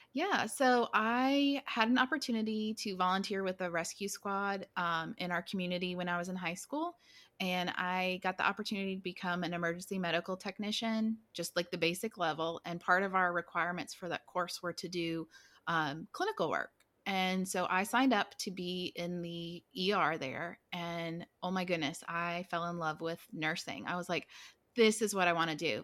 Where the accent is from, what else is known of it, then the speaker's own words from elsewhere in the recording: Blacksburg, Virginia, United States; moved away as an adult; now in Texas, United States; I'm from Blacksburg, Virginia, so Virginia Tech Hokies, that's where I grew up.